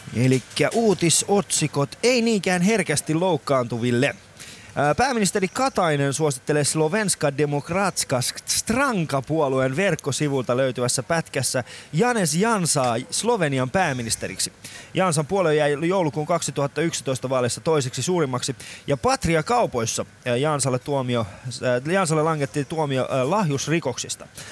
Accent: Iran; now in Finland; mä oon ite Iranista oikeesti.

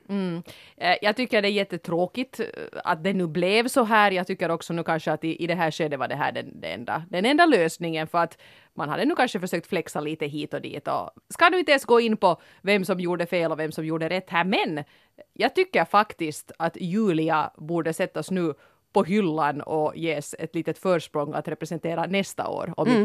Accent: Finland; som finlandssvenskar

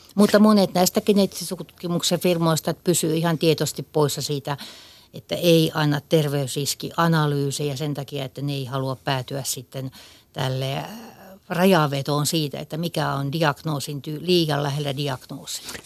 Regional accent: Kokemäenjoki river basin area, Western Finland, Finland; me ollaan tämmöisiä länsisuomalaisia Kokemäenjoen vesistön alueelta

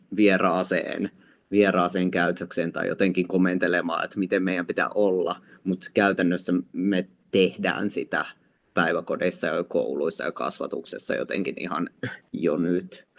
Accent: Lappeenranta, South Karelia, Finland; mä itse olen Lappeenrannasta kotoisin ja mä muistan silloin, kun mä olin lukiossa

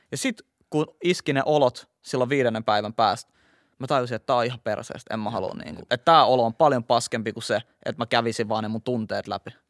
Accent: Helsinki, Uusimaa, Finland; Mä oon kasvanut Itä-Helsingissä Kontulassa, mikä on tilastollisesti yksi varmaan Helsingin niin kuin, vaikeimpia alueita tällaisessa päihteiden väärinkäytössä

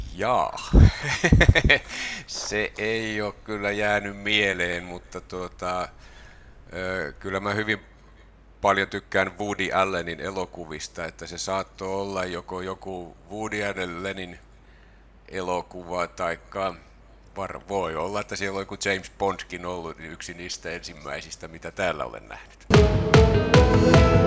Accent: Tampere, Pirkanmaa, Finland; moved away as an adult; also born or lived in Turku; now in Kajaani, Finland; mä oon Tampereella asunut lapsuuteni ja sitten opiskeluajan Turussa

